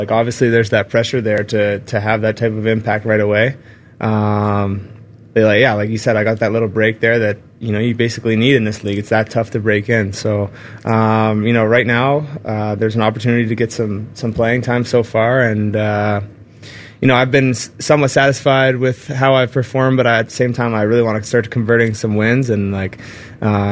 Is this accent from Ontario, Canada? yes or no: yes; Burlington, Ontario, Canada; growing up in Burlington